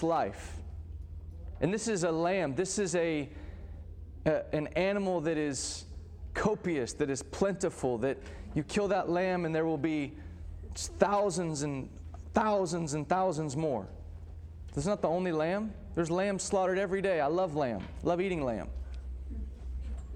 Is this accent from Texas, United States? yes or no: yes; Texas, United States; I grew up in Texas, so this is, for those of you who are not, this is just part of our culture and life